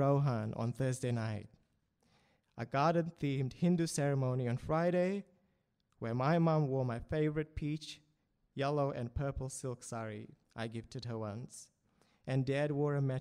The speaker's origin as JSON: {"language": "English", "country": "Fiji", "tie": "born or raised there", "moved": "yes", "lives_now": "Sydney, Australia", "said": "my childhood growing up in Fiji"}